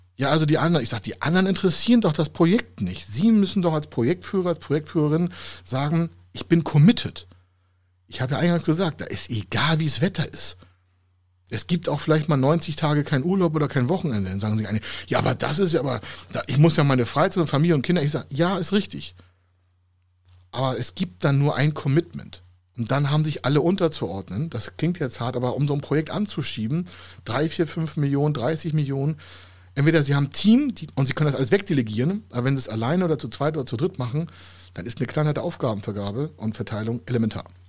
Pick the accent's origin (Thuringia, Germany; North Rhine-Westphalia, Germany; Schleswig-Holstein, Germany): Schleswig-Holstein, Germany; Heide; in meiner Heimatstadt in Heide